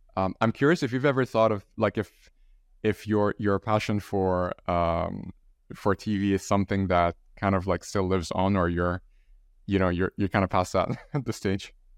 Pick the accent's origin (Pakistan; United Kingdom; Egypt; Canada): Egypt; I'm from Egypt